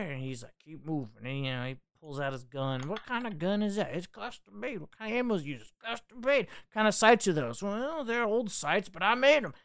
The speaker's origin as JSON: {"language": "English", "country": "United States", "said": "as an American"}